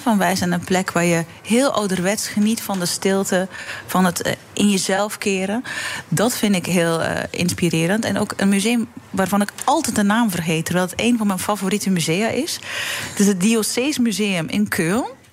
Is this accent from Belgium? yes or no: yes; Belgium; now in Netherlands; België is eh, mijn land, eh, mijn geboorteland